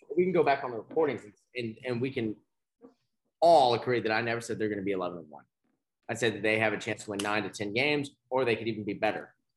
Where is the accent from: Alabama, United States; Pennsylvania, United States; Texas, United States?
Texas, United States; Beaumont; growing up in Beaumont